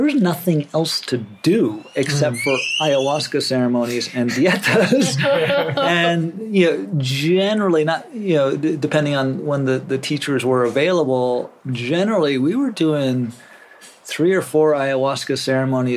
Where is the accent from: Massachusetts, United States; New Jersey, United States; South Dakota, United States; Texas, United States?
South Dakota, United States; Rosebud Indian Reservation; moved away; I grew up on the Rosebud Indian Reservation for a part of my childhood up in North America and South Dakota.